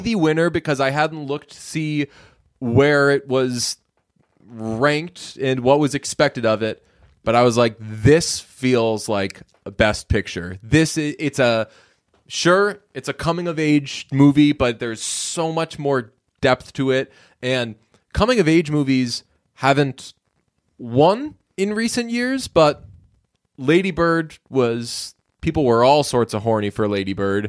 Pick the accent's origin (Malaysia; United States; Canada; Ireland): United States; Boston, Massachusetts; I'm from Boston